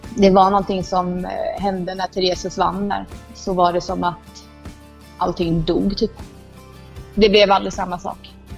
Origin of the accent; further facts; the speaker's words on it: Rörvik, Jönköping County, Sweden; moved away as an adult; now in Indonesia; Rörvik är inte riktigt detsamma nu som eh, när jag eh, växte upp där